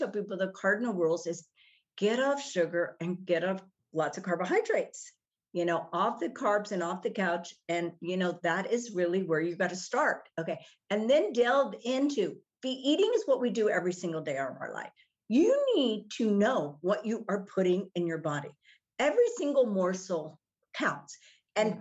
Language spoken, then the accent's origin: English; Texas, United States; I grew up in Texas. We had a farm.